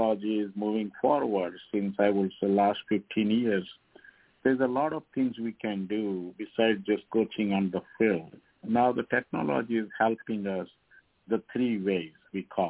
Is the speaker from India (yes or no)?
yes; India; moved away as an adult; now in Indiana, United States; I'm coming from India